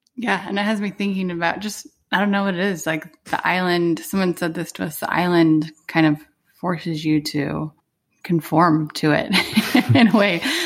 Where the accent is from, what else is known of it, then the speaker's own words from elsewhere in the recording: Arizona, United States; moved away as an adult; now in Hawaii, United States; we moved here in December from Arizona, where Arizona is where I had lived my whole life